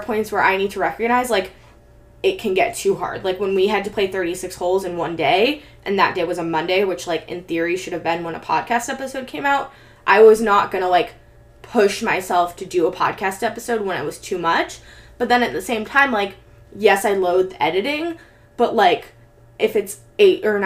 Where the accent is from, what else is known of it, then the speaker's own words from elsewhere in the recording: Bay Area, California, United States; growing up in the Bay Area